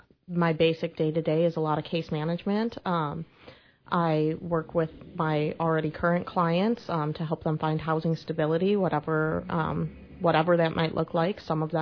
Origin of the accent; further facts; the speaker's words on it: Kenosha, Wisconsin, United States; moved away as an adult; also born or lived in Whitewater, Wisconsin; now in Quincy, United States; I'm from Wisconsin. You might be able to recognize the accent a little bit. But I born and raised in Kenosha, Wisconsin, ended up going to the University of Wisconsin-Whitewater